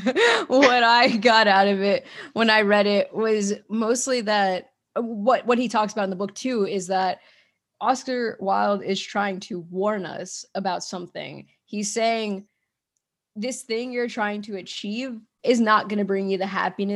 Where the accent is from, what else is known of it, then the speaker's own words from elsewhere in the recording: United States; I'm an American, I'm from America